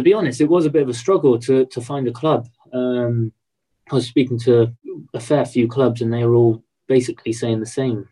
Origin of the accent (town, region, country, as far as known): Swindon, South West England, United Kingdom; moved away; also born or lived in Leyland